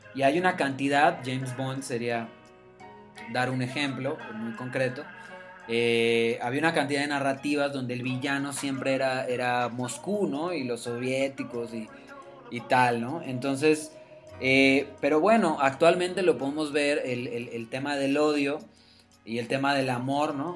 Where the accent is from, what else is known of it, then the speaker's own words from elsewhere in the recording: Yucatán, Mexico; de donde yo vengo, del estado de Yucatán